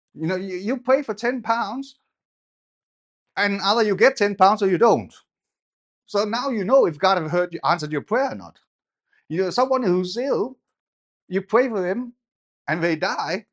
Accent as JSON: {"language": "English", "country": "Denmark", "tie": "born or raised there", "said": "I grew up in Denmark."}